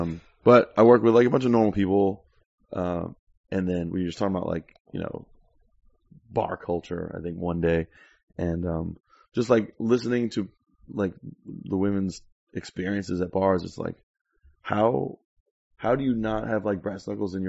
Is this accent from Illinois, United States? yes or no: no; South Florida, United States; also born or lived in York; Yeah, definitely grew up there.